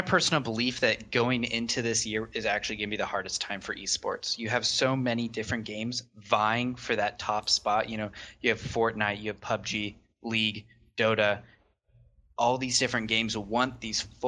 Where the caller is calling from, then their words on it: Lawrence, Kansas, United States; I'm calling from Lawrence, Kansas, so the middle of nowhere